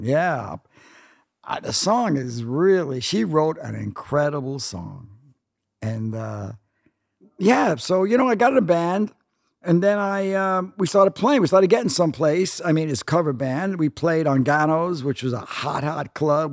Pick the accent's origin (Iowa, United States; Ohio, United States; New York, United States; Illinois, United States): New York, United States; New York City; moved away as an adult; also born or lived in California; I grew up one block from Macaulay's